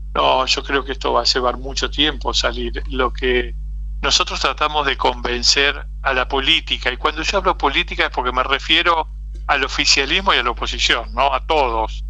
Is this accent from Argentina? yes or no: yes; Argentina